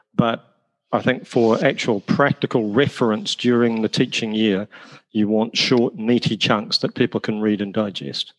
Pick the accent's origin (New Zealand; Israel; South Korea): New Zealand; accent: New Zealand; moved away as an adult; also born or lived in Wales / Australia; now in United Kingdom; The accent is from New Zealand. Uh, my parents are both Irish. I was born in Wales. Uh, I grew up in New Zealand, having travelled there via Australia.